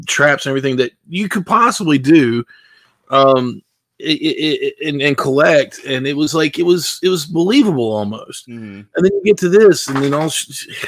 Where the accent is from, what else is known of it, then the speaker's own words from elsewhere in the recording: West Virginia, United States; now in North Carolina, United States; I'm from West Virginia and I live in North Carolina.